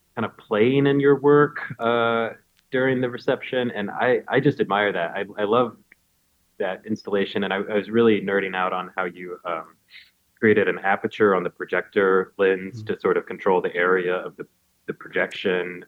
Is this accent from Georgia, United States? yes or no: yes; Macon, Georgia, United States; moved away as an adult; my hometown. I mean, it's kind of it's Macon